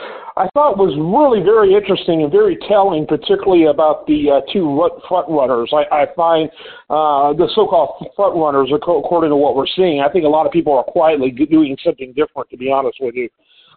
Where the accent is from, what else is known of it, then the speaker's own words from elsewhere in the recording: Houston, Texas, United States; I'm from Houston. I've been in Houston now for decades and am, of course, a part of the citizens here